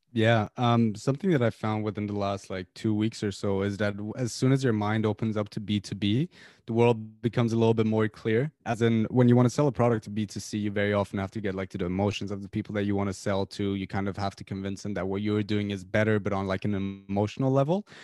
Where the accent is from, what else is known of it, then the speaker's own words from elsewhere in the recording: Tehran, Tehran Province, Iran; moved away as an adult; now in United Kingdom; I'm from Iran originally. I lived in Tehran all my life until I was eighteen, and I came to the U K four, four years ago